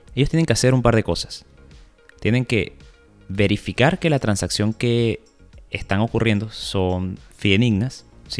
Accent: Venezuela; somos venezolanos

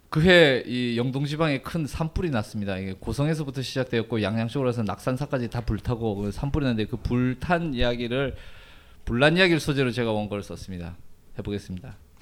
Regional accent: Gangneung, Gangwon, South Korea; moved away as an adult; also born or lived in Seoul / Varanasi, India; 제가 이그 강릉 출신이라고 말씀을 드렸는데 이 강릉이라는 동네가 이게 매우 보수적인 동네예요.

